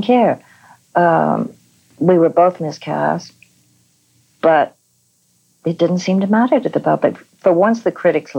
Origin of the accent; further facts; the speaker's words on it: United Kingdom; I'm British